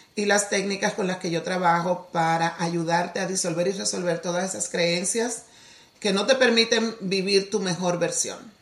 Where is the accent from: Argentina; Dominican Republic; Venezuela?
Dominican Republic; Soy de la República Dominicana, original, nacida allá, criada allá